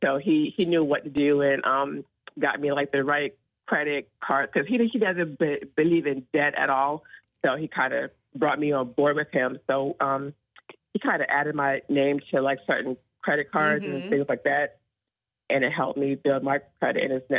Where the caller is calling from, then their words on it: Somerville, United States; I'm calling from Somerville.